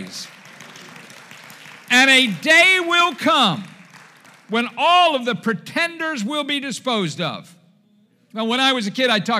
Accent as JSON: {"language": "English", "town": "Dundalk", "region": "Maryland", "country": "United States", "tie": "born or raised there", "also_born_or_lived": "Essex, Maryland / Highlandtown, Baltimore", "said": "growing up in Essex and Dundalk and Highland Town"}